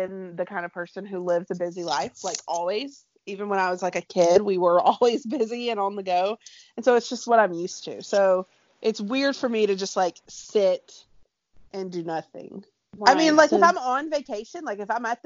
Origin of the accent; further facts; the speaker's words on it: Alabama, United States; moved away; I'm originally from Alabama